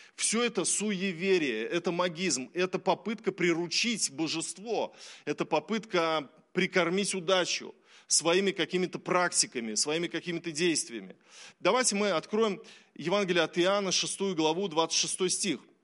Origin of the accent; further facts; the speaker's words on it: Russia; мы верим в Иисуса Христа, потому что мы все родились в России